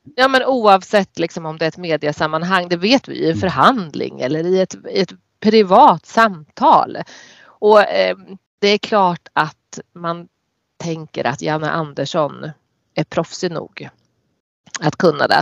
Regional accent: Närke, Örebro County, Sweden; accent: Närke dialect (närkiska); den där närkiskan inte har varit så tydlig när jag har när jag jobbade

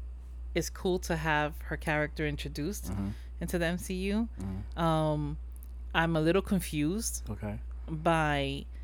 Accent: New York, United States; I was born and raised here in New York. My parents are from PR

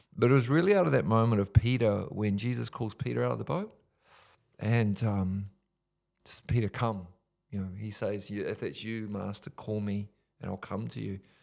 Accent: Whanganui, Manawatū-Whanganui, New Zealand; from my hometown, Wanganui

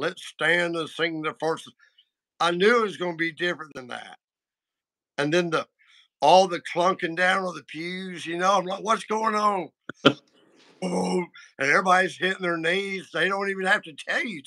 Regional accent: the South, United States; I grew up in the South

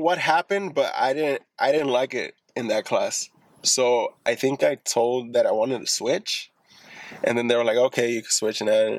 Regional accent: Lynwood, California, United States; also born or lived in East Los Angeles, California / Norwalk, California; Fifth grade, I moved to Lingwood.

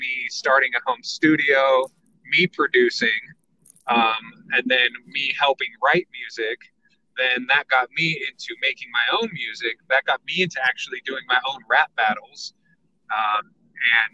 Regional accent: San Diego, California, United States; I was born and raised in San Diego.

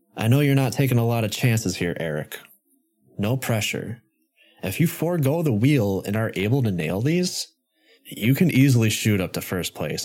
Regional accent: Wisconsin, United States; my home state

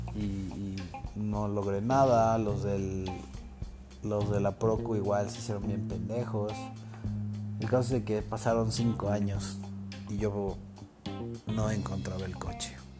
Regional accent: Cuernavaca, Morelos, Mexico; Yo soy de Cuernavaca.

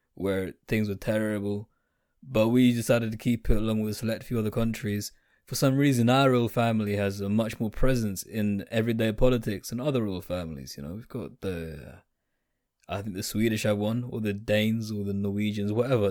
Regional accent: United Kingdom; I'm so proud of being British.

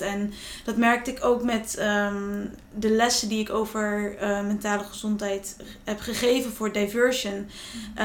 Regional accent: Friesland, Netherlands; waar ik vandaan kom, Friesland

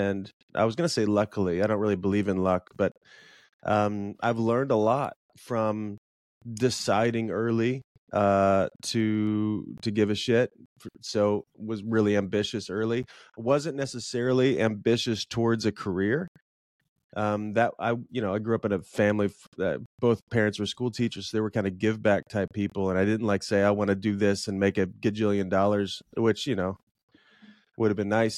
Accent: Illinois, United States; also born or lived in Chicago; So I grew up in Illinois and I moved to Chicago chasing a girl

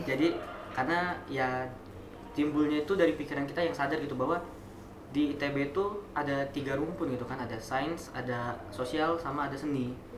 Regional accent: Kalianda, Lampung, Indonesia; moved away as an adult; now in Bandung, Indonesia; aku juga nggak dari Bandar Lampung karena aku dari Kalianda

